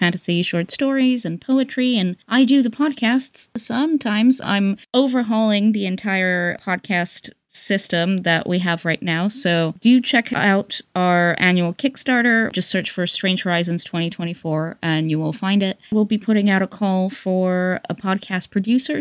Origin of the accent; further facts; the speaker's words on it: Greece; moved away; because I grew up in Greece